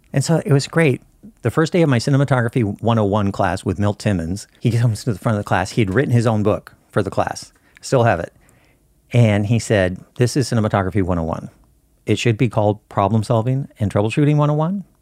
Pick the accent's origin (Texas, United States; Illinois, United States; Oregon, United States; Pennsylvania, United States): Oregon, United States; Southern; also born or lived in Burbank, California; born in Burbank and grew up in Southern Oregon